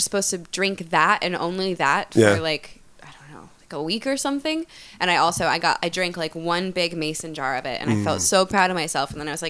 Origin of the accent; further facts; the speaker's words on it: Utah, United States; born or raised there; moved away; also born or lived in Portland, Oregon